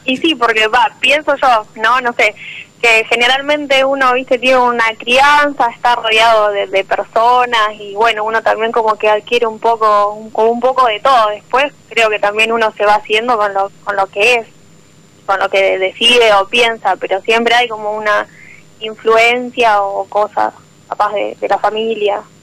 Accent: Venado Tuerto, Santa Fe, Argentina; De Venado Tuerto, Santa Fe

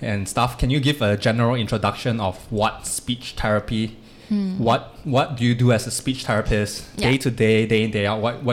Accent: Malaysia; also born or lived in Singapore; studying very hard in Singapore as Malaysian students

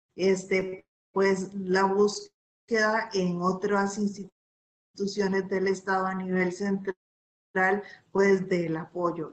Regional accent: Costa Rica

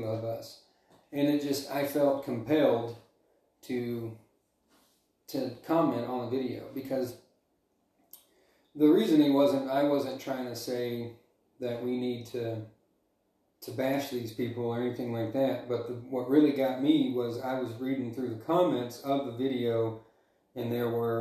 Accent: Alabama, United States; moved away as an adult; also born or lived in Montana; now in Dillon, United States; I'm originally from Alabama, and I moved to Montana in 2018.

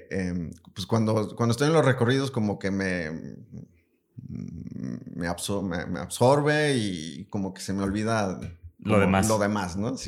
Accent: Yurécuaro, Michoacán, Mexico; now in Guadalajara, Mexico; Bueno, yo ni soy de aquí, ¿verdad?

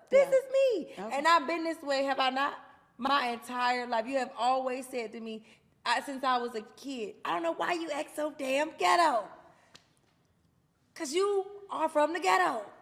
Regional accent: Atlanta, Georgia, United States; I'm from Atlanta.

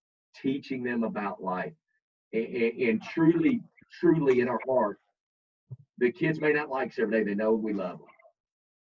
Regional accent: Kentucky, United States; I'm from Kentucky.

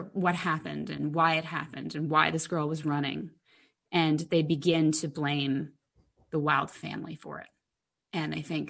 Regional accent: New York, United States; moved away as an adult; now in Los Angeles, United States; being a New Yorker

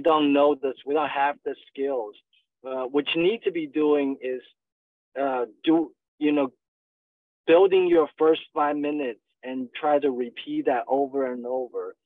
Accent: China; moved away as an adult; also born or lived in Northwest China / southern China / Montgomery, Alabama / Atlanta; now in Dallas, United States; I was born and raised in China

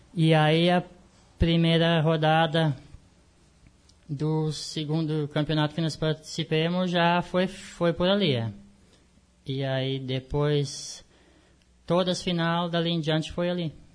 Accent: Canguçu, Rio Grande do Sul, Brazil; nascido e criado no Canguçu

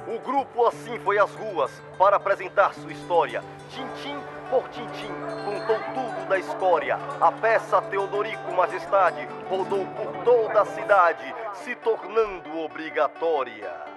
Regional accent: Itabuna/Ilhéus region, southern coast of Bahia, Brazil; Itabuna, Ilhéus, sou dessa região daí.

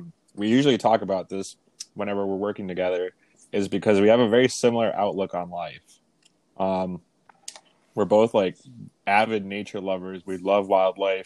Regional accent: Canada; also born or lived in Venezuela; I was born in Venezuela, but I grew up in Canada.

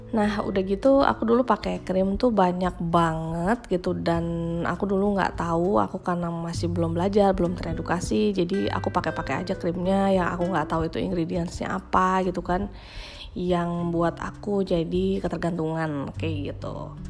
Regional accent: Bandung, West Java, Indonesia; now in Jakarta, Indonesia; aku lahir dan besar di Bandung gitu kena air di Bandung

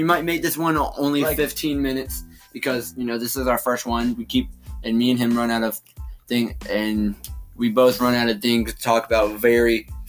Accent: Randleman, North Carolina, United States; now in Thomasville, United States; we live in North Carolina. We don't live in Randleman. We're from Randleman. We live in Davidson County. We live in Thomasville, right on the edge of Lexington.

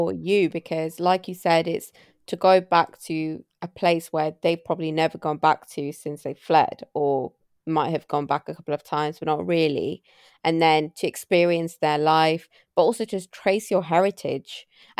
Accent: India; I'm always like, I'm from India, and I'll never go into the village.

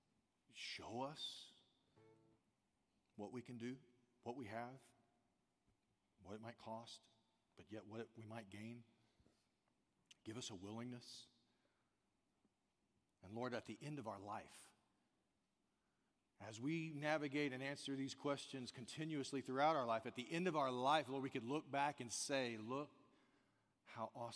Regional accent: the South, United States; I'm from the South

